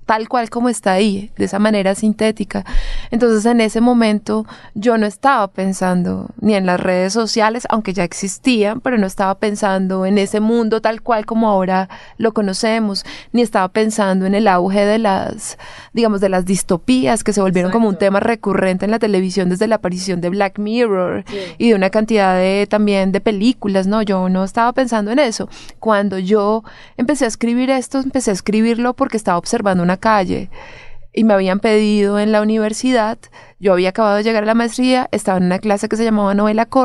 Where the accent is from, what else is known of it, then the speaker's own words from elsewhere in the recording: Bogotá, Colombia; moved away; yo venía del lugar de donde vengo, de Colombia, claro está, de Bogotá, pero también de un pueblo muy pequeñito que vivía, pues que vive de los rurales, o sea, un pueblo no rural, que vive de los cultivos, que vive del café, mi papá es carnicero.